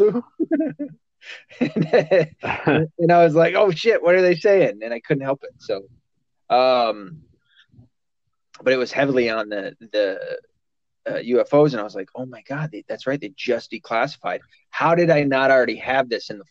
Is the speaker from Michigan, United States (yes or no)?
yes; Michigan, United States; also born or lived in the South (US); I was born in the South, raised, lived the majority of my life in Michigan.